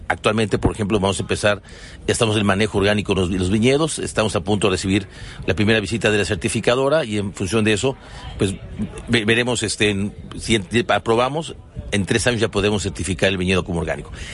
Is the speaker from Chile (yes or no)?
no; Mexico